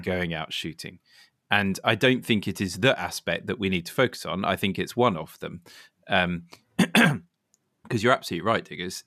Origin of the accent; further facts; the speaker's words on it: Suffolk, East of England, United Kingdom; I grew up in Suffolk